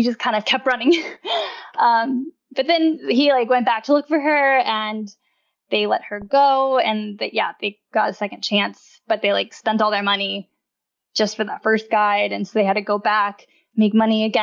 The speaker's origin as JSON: {"language": "English", "region": "Kentucky", "country": "United States", "also_born_or_lived": "New York", "moved": "yes", "lives_now": "Austin, United States", "said": "I'm from Kentucky, but my grandparents and all of my mom's side of the family, the Korean side, they're all in Texas"}